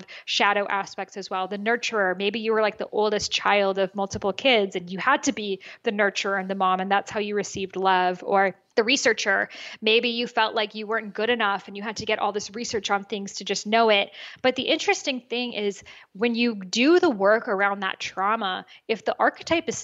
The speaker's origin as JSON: {"language": "English", "country": "United States", "tie": "born or raised there", "said": "I was born in America. I'm the first person born here."}